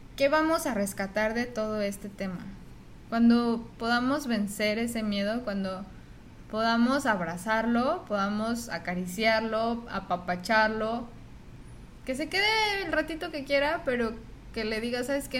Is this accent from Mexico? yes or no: yes; Mexico; moved away as an adult; now in United States; soy mexicana